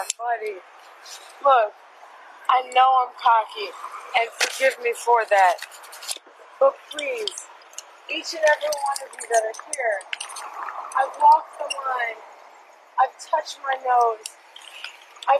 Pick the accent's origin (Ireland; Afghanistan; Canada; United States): United States; Texas; now in Florida, United States; I'm from Texas. I used to drive a truck until I moved out here.